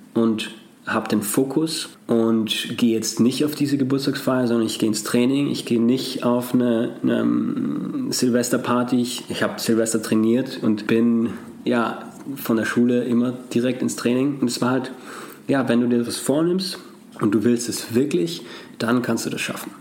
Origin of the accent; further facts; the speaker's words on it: Austria; Als Österreicher